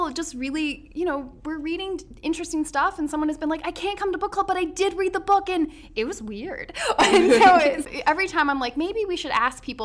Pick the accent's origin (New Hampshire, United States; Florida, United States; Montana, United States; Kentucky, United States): Kentucky, United States; Louisville; I'm also a native Louisvillian